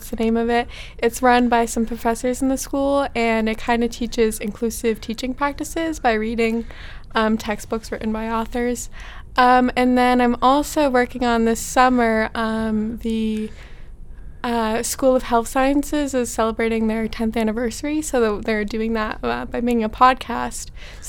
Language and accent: English; Massachusetts, United States